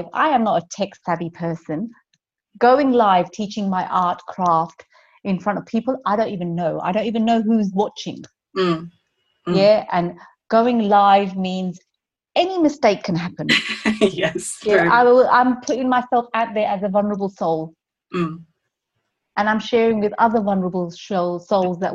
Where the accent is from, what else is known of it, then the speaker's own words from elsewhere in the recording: London, United Kingdom; moved away as an adult; I'm from London